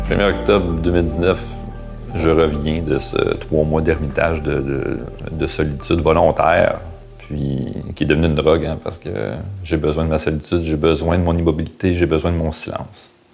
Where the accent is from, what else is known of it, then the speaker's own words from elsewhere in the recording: Gatineau, Quebec, Canada; moved away as an adult; now in Montreal, Canada; j'ai grandi à Hall